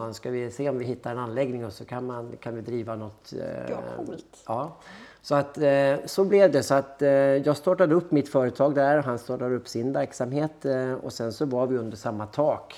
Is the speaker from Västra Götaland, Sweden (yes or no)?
no; Härnösand, Västernorrland County, Sweden; moved away as an adult; now in Gothenburg, Sweden; jag är född i Härnösand i Norrland